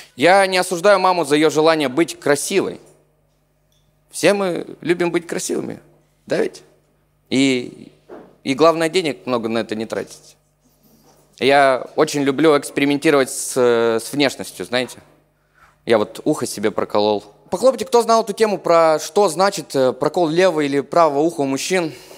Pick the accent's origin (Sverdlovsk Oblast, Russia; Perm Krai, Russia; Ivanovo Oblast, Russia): Perm Krai, Russia; Chernushka; Я не совсем из Перми, я из э, маленького провинциального города в Пермском крае, он называется Чернушка